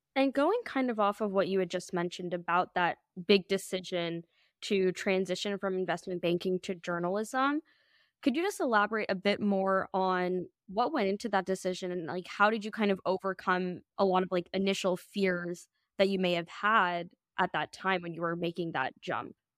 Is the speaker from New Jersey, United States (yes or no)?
no; Minnesota, United States; We're all from Minnesota